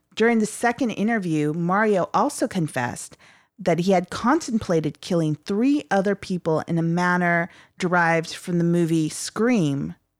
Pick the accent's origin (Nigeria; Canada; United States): United States; Los Angeles, California; I'm an L A girl through and through